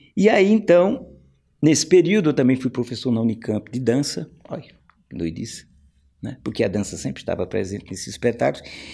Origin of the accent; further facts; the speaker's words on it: Brazil; nós, aqui, que somos do Brasil